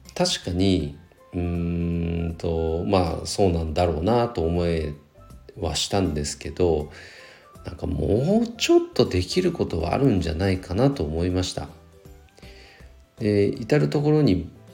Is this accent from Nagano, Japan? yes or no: yes; Nagano, Japan; 長野市はね、もともと出身なので